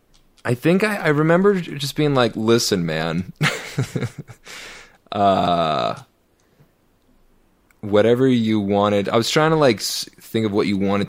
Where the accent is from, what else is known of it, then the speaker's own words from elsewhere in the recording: Calgary, Alberta, Canada; I'm from Calgary, Alberta, Canada.